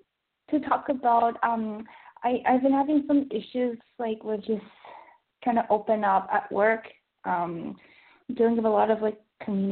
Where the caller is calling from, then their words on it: Vancouver, British Columbia, Canada; I'm still in Vancouver.